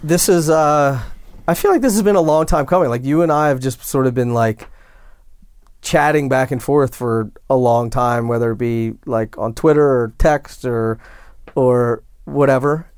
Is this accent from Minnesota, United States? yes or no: no; West Chester, Pennsylvania, United States; my hometown, so I grew up, like, outside of Philadelphia, and there was a town, Westchester, Pennsylvania